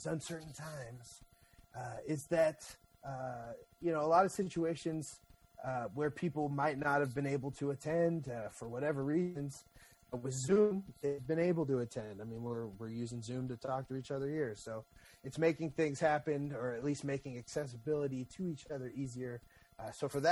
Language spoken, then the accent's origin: English; Pacifica, California, United States; I grew up in Pacifica.